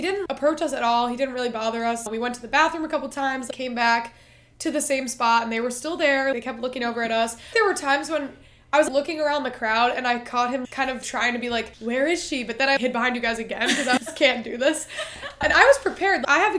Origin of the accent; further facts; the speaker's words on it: Cleveland, Ohio, United States; he goes, well, where are you from? And I said, Cleveland.